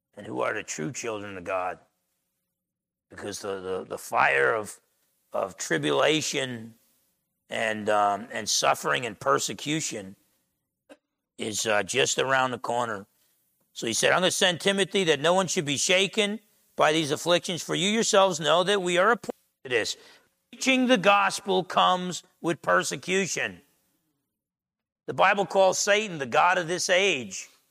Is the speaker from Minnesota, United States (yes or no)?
no; Essex County, New Jersey, United States; I grew up in Essex County, New Jersey, half Italian, half Portuguese